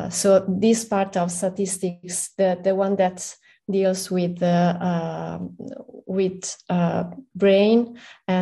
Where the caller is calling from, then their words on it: Milan, Lombardy, Italy; I'm in Milan. It's 6 p.m. right here, right now.